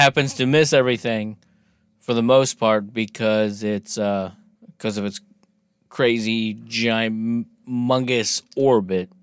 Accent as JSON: {"language": "English", "country": "United States", "said": "I'm American"}